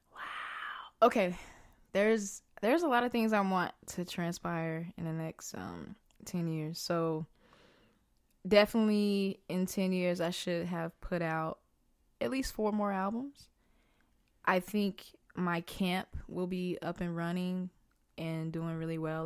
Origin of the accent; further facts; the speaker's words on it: the South, United States; moved away as an adult; also born or lived in New York; I'm a kid from the South